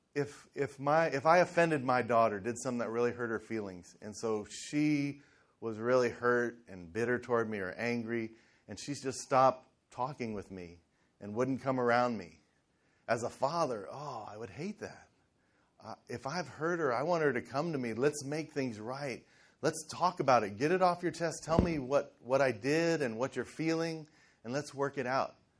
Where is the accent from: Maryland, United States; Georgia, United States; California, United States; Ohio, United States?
Ohio, United States; Cincinnati; I grew up in Cincinnati in the in the 70s